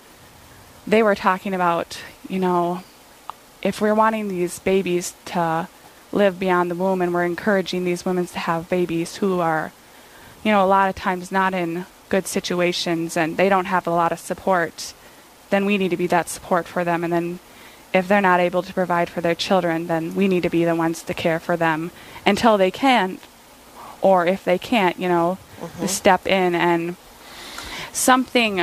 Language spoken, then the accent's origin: English; Ortonville, Minnesota, United States; I live in my hometown, Ortonville, Minnesota